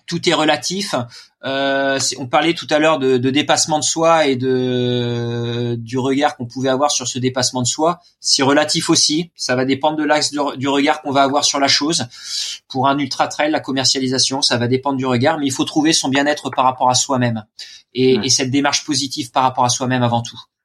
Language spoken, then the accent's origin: French; Normandy, France; je suis normand.